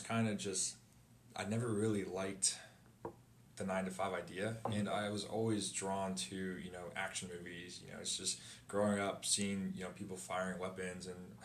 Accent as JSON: {"language": "English", "town": "San Diego", "region": "California", "country": "United States", "tie": "born or raised there", "also_born_or_lived": "Lakewood, Los Angeles / San Pasqual reservation", "said": "I was born in Lakewood, Los Angeles. Did a few years there with my family, and then we moved to San Diego"}